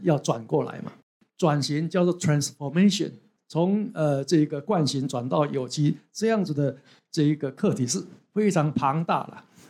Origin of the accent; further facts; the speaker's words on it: Taiwan; 我们台湾人